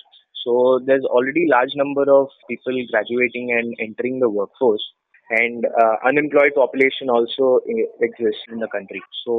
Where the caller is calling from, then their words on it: Agra, Uttar Pradesh, India; I'm calling from Agra.